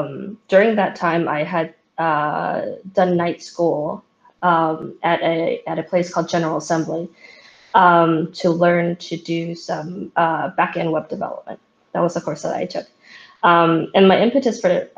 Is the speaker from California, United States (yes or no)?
yes; San Francisco, California, United States; back in San Francisco, my hometown